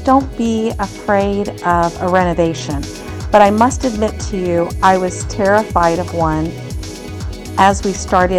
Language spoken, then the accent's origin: English; United States; moved away as an adult; now in Valencia, Spain; Me being an American